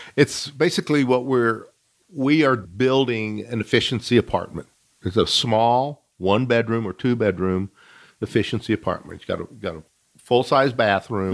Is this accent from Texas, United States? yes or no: yes; Midland, Texas, United States; also born or lived in Fort Worth, Texas; I grew up here in Midland, born in Fort Worth, moved to Midland when I was a baby